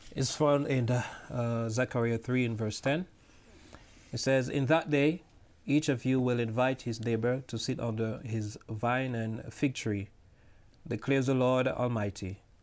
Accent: Jamaica; now in New York, United States; I'm original from Jamaica, but I live now in New York

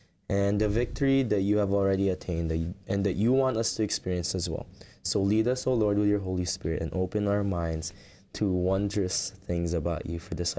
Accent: Philippines; now in New Jersey, United States; I am Filipino by descent. I grew up in the Philippines, but I am currently living in New Jersey

